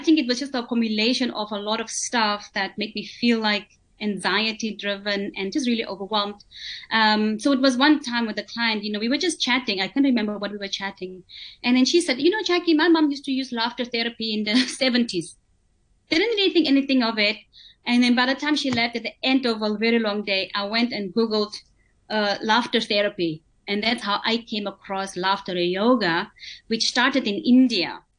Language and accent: English; Botswana; I'm from Botswana